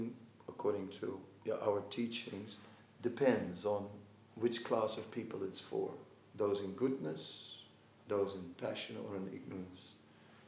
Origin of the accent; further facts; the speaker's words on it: Amsterdam, North Holland, Netherlands; I'm from Amsterdam.